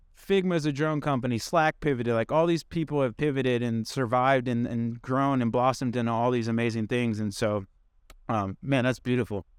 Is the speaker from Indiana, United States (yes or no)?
yes; Indiana, United States; I grew up in Indiana